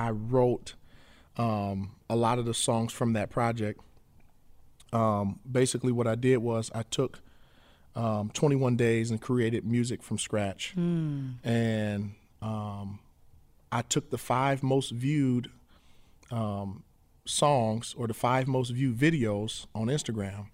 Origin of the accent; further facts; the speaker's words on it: Flint, Michigan, United States; Born and raised in Flint, Michigan.